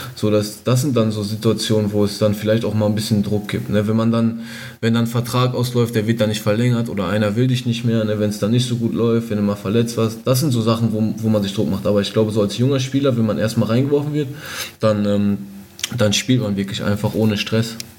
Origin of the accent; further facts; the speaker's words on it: Castrop-Rauxel, North Rhine-Westphalia, Germany; ich bin auf jeden Fall ein Kind des Ruhrgebiets, das kann man so sagen. Also Kastrop ist, glaube ich, mittendrin